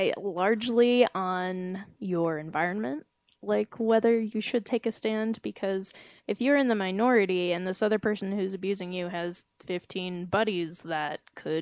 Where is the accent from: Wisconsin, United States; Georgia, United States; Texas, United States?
Georgia, United States; accent: southern